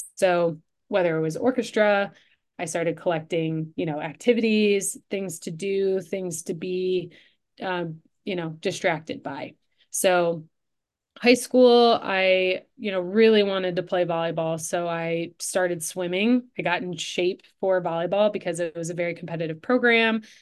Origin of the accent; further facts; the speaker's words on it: Livonia, Michigan, United States; also born or lived in Ann Arbor, Michigan; I grew up in Livonia, which was just about 20 minutes closer towards Detroit